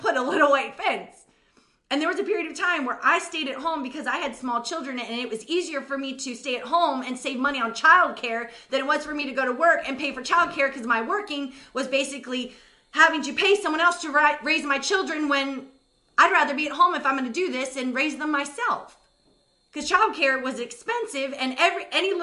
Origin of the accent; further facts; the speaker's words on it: United States; I'll just put it on myself as an American